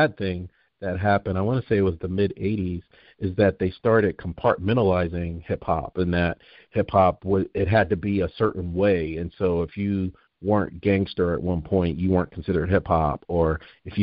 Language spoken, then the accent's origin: English; New Jersey, United States; moved away; I'm originally from New Jersey